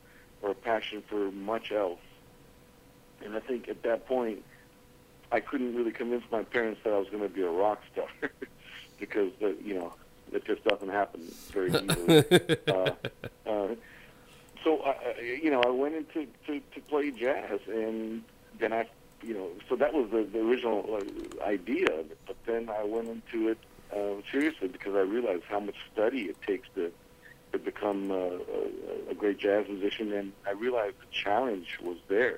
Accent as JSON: {"language": "English", "town": "Los Angeles", "region": "California", "country": "United States", "tie": "born or raised there", "also_born_or_lived": "Karachi, Pakistan", "accent": "all-American", "lives_now": "New York City, United States", "said": "I grew up in Los Angeles, California."}